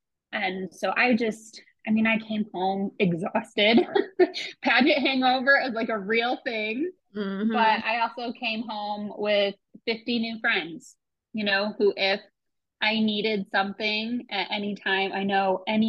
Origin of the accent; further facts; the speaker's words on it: Midwest, United States; I grew up being homeschooled in the Midwest, and I come from a pretty abusive family.